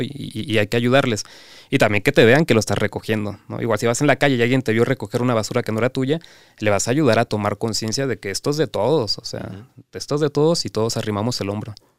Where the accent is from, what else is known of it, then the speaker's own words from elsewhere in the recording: Cancún, Quintana Roo, Mexico; yo soy de Cancún